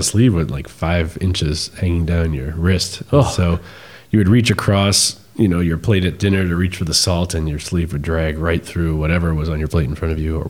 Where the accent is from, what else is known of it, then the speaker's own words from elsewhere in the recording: Long Island, New York, United States; I grew up on Long Island